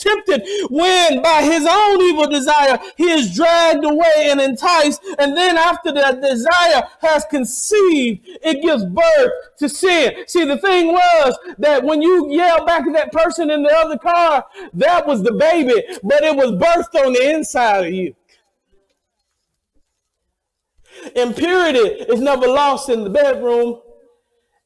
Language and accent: English; the South, United States; moved away; I'm from the South